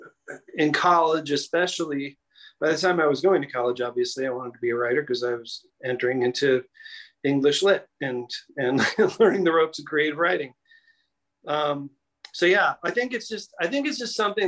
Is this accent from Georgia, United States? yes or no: no; Chicago, Illinois, United States; also born or lived in Denver; now in New York City, United States; I was born and raised in Chicago, Illinois.